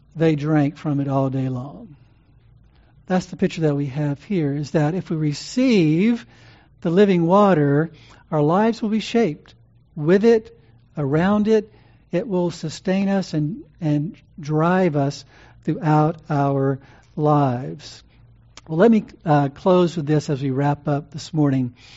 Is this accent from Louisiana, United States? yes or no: yes; Louisiana, United States; Growing up in Louisiana